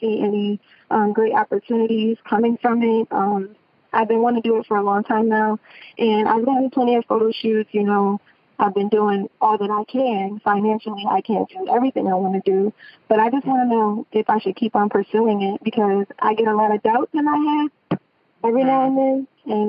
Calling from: Ocala, Florida, United States; I'm calling in from Ocala, Florida.

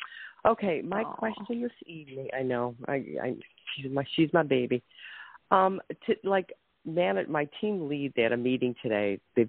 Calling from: Ohio, United States; I'm from

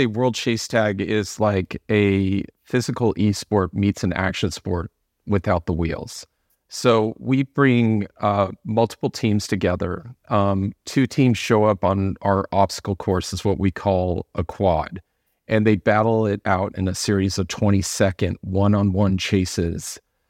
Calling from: Los Angeles, California, United States; Los Angeles, California.

